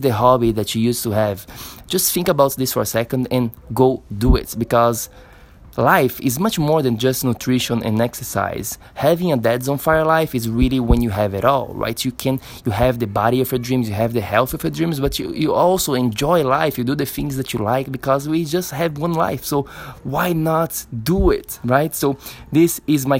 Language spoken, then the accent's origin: English; Florianópolis, Santa Catarina, Brazil; here in Florianópolis, my hometown in Brazil